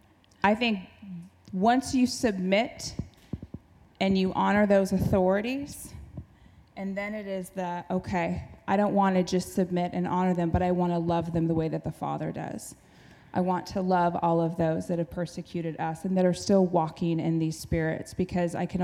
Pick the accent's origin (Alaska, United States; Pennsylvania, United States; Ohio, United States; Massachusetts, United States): Alaska, United States; I might have been born and raised in Alaska, but I got Southern blood